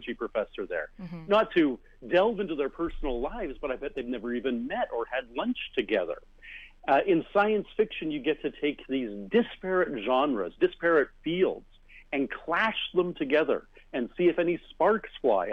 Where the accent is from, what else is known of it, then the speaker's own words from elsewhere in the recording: Canada; I am a Canadian science fiction writer and a member of the Order of Canada